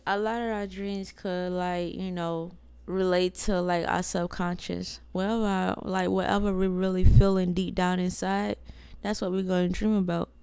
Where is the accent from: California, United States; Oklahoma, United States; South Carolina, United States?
South Carolina, United States; we're from South Carolina